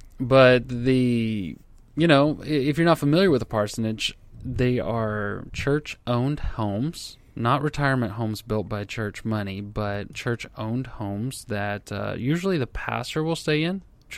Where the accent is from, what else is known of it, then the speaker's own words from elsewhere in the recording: Texas, United States; I'm from Texas.